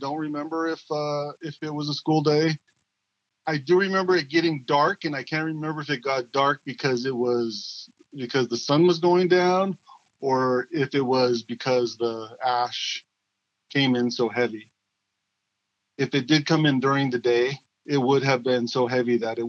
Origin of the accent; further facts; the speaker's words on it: Browning, Montana, United States; I was 17 years old, and I was living in my hometown of Browning, Montana, on the Blackfeet Reservation, which is about 40 miles south of the Canadian border and about 12 miles from Glacier National Park.